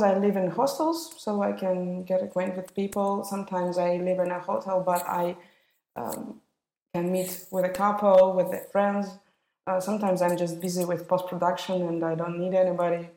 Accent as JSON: {"language": "English", "region": "Moscow", "country": "Russia", "tie": "born or raised there", "said": "all my twenty years, mm, I spent in Moscow. Studying there, I was born there."}